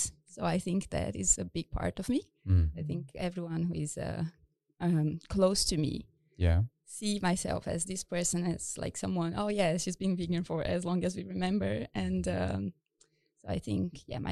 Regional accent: Brazil; moved away as an adult; also born or lived in United States / Japan; now in Stockholm, Sweden; I'm originally from Brazil

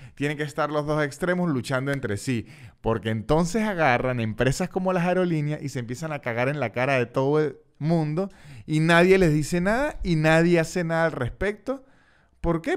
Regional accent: San Cristóbal, Táchira, Venezuela; now in Argentina; San Cristóbal, la ciudad de donde yo soy en Venezuela

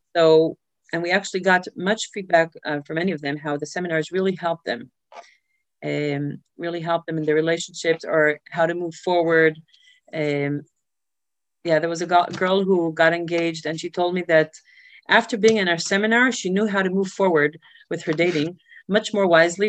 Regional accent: Safed, Northern District, Israel; moved away as an adult; also born or lived in New York, United States; now in Vienna, Austria; when I was three, my parents decided to make Aliyah and moved to Israel. So I basically grew up in Sfat, um, a small town in the north

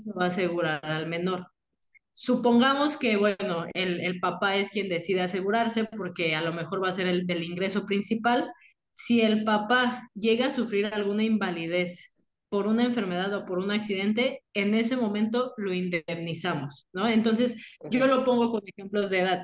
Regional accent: Mexico; somos muchísimos mexicanos

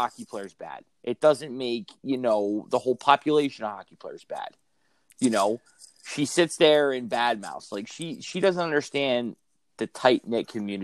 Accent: United States; also born or lived in Canada; being an American kid playing in Canada.

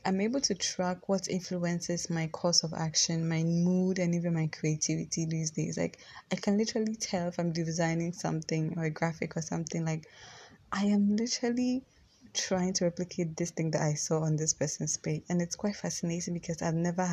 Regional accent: Ghana; I live in Ghana, I'm Ghanaian

